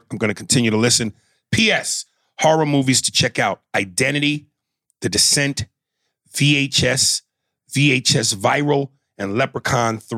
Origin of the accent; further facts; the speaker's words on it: New York, United States; I'm a New Yorker and I wear the Yankee cap